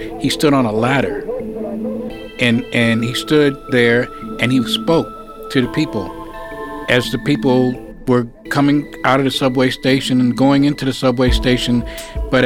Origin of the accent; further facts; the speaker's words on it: New York City, New York, United States; I was born in Harlem Hospital. I lived on Lenox Avenue between 118th and 119th Street.